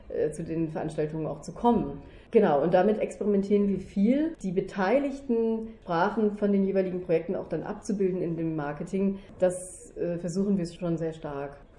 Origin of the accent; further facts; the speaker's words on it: Germany; now in Vienna, Austria; als Deutsche, als äh, Mutter, als als äh, Schauspielerin